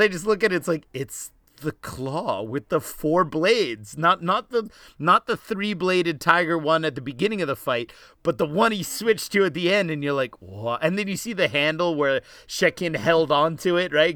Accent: East Coast, United States; also born or lived in Los Angeles, California; I was born in Los Angeles, but I grew up on the East Coast

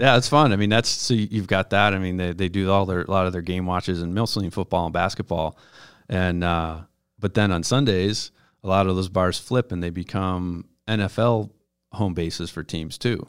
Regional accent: Buffalo, New York, United States; moved away as an adult; I grew up in Buffalo and I graduated from high school, went down to New York City for college

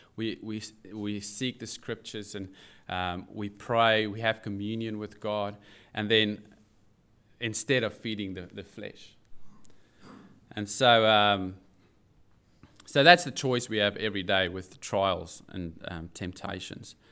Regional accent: South Africa; now in Newcastle, Australia; I do have an accent, yes, and it's not New Zealand. I'm I'm South African

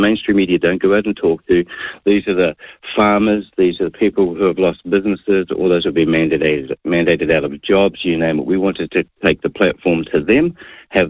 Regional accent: Auckland, New Zealand; Born, bred, and raised in South Auckland, in Mangere.

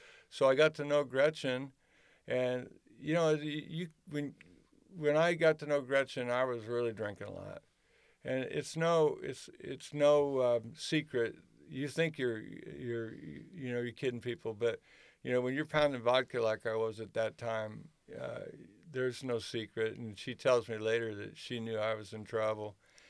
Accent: Philadelphia, Pennsylvania, United States; I decided, well, shoot, I'm from Philadelphia. Why don't I run a pitching school?

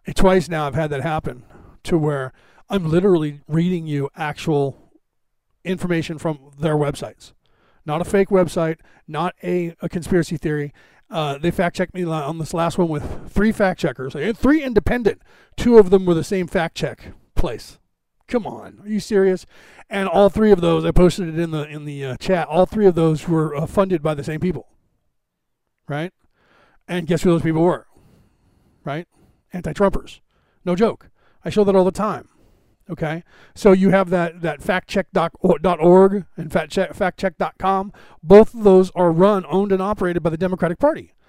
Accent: United States; I was born in America

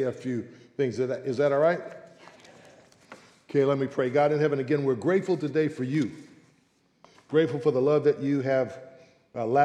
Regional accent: San Francisco, California, United States; born and raised in San Francisco.

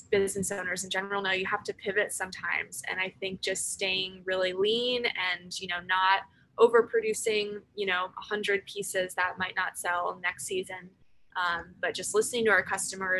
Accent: Michigan, United States; now in Hampton Roads, United States; I am from Michigan originally

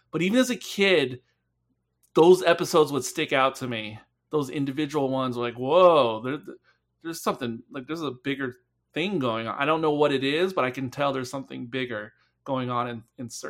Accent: England, United Kingdom; Um, because I, I grew up in England, and maybe it was because it was a different age um, uh, of England.

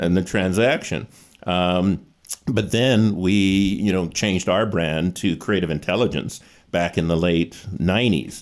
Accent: Calgary, Alberta, Canada; I was born in Calgary

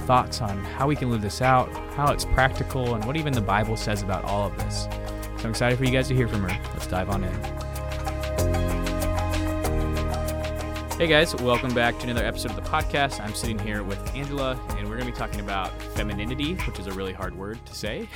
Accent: Arizona, United States; I grew up in Arizona

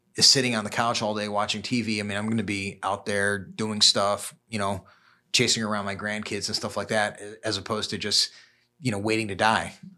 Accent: Chicago, Illinois, United States; born and raised in Chicago

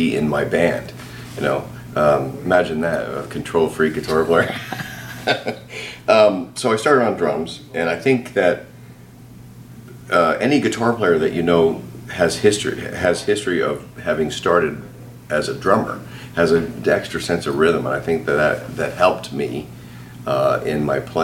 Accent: Canada; I grew up in Canada. I'm Canadian

